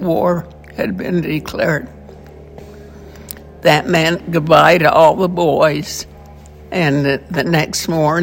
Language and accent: English; Salt Lake City, Utah, United States; I grew up in close to Sugar House in Salt Lake City.